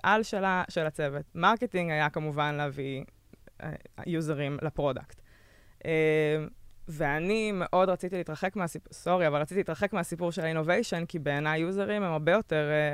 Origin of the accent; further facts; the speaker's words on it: Israel; moved away as an adult; also born or lived in Berlin, Germany; חזרתי מרילוקיישן בברלין